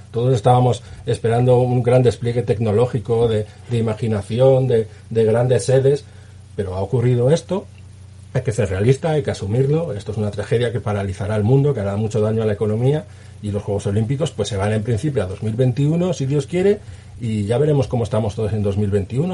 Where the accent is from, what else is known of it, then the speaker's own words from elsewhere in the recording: Spain; Como español